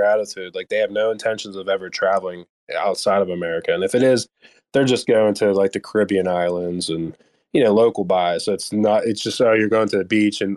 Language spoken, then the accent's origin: English; Pittsburgh, Pennsylvania, United States; I'm from Pittsburgh area